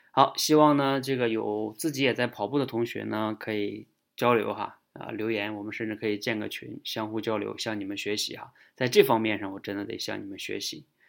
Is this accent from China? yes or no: yes; China; 也就是我们中国人